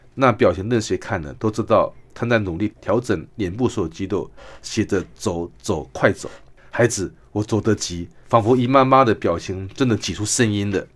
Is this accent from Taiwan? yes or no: yes; Kinmen, Fujian Province, Taiwan; 我小时候在住在金门